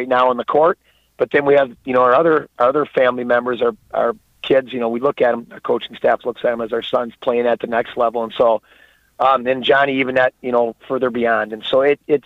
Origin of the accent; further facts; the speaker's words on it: Edgar, Wisconsin, United States; moved away; I'm originally from Edgar, Wisconsin